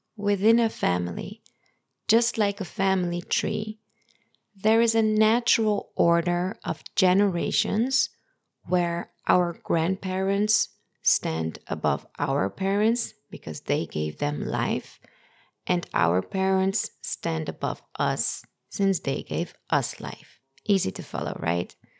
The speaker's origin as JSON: {"language": "English", "country": "Netherlands", "tie": "born or raised there", "said": "in the Netherlands where I grew up"}